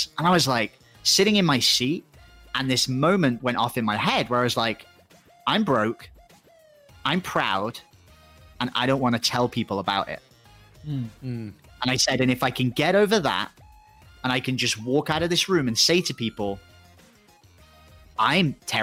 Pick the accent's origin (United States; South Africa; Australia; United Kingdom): United Kingdom; England; moved away as an adult; also born or lived in Thailand; I'm going to either have to go back home to England